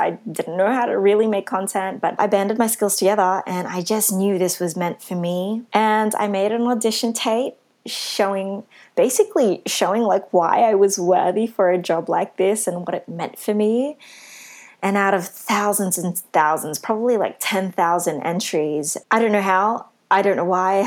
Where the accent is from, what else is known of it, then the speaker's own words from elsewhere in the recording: Sydney, New South Wales, Australia; being a Filipino, Asian, Australian woman from Western Sydney.